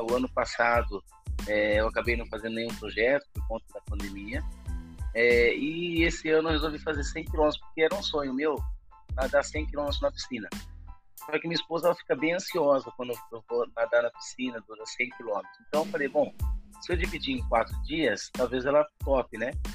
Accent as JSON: {"language": "Portuguese", "town": "Campinas", "region": "São Paulo", "country": "Brazil", "said": "E mesmo no interior de São Paulo, sou de Campinas"}